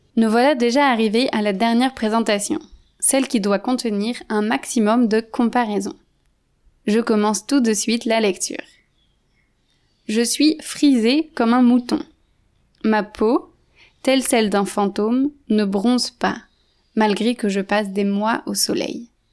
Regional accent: France; moved away; Je suis française d'origine

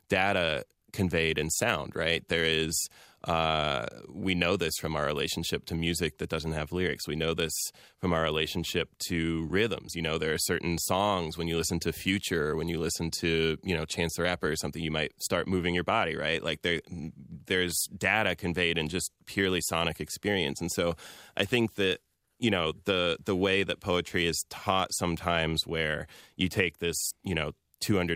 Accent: American Midwest, United States; also born or lived in Iran; I was born in Iran and am a Muslim American man who spent most of my life living in the American Midwest

